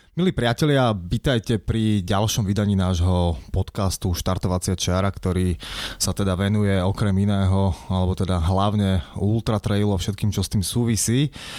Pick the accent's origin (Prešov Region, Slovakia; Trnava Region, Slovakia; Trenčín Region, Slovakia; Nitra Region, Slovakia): Trenčín Region, Slovakia; Trenčín; ja som z Trenčina, mám veľa kamarátov hokejistov